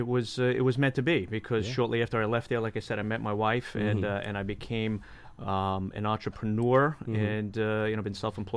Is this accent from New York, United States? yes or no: yes; New York, United States; moved away; Well, I was born and raised in New York.